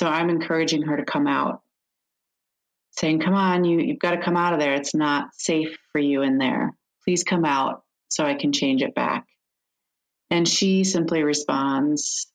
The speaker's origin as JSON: {"language": "English", "region": "Midwest", "country": "United States", "said": "a Midwestern woman"}